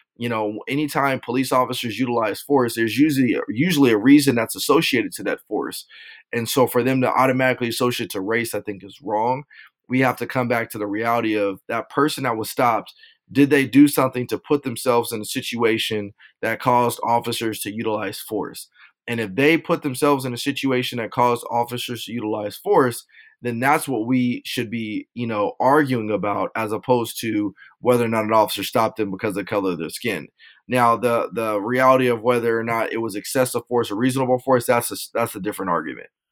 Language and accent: English; Rialto, California, United States; also born or lived in Las Vegas, Nevada; I'm from Southern California, grew up in a city named Rialto.